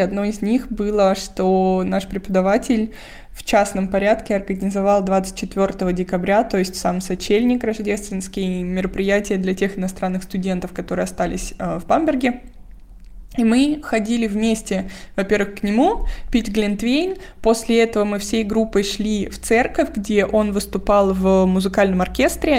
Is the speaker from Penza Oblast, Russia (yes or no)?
no; Moscow, Russia; moved away as an adult; now in Germany; вся моя семья в Москве, я из Москвы